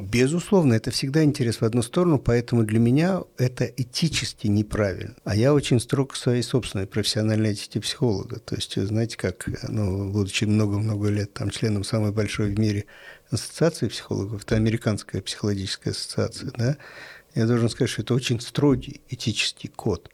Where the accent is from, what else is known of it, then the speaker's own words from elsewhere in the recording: Saint Petersburg, Russia; я родился и вырос в Питере, это мой любимый город